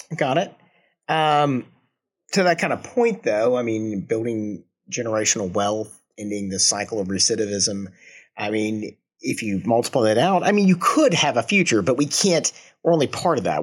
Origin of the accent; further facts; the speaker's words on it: Georgia, United States; now in Kansas City, United States; I, I was born and raised in, well, not born in, but I was raised in Georgia